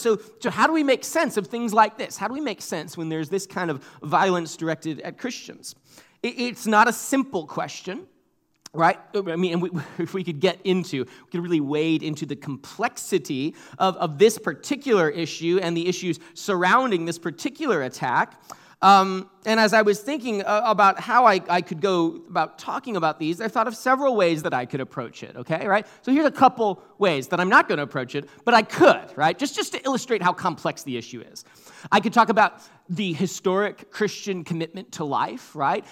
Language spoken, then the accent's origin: English; Portland, Oregon, United States; also born or lived in Lake Oswego, Oregon; now in Seattle, United States; I was born in Portland and, uh, spent some time growing up there.